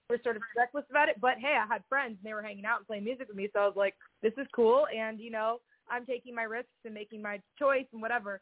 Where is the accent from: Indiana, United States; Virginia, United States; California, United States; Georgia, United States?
California, United States; Southern; also born or lived in Seattle; now in Nashville, United States; I grew up in Southern California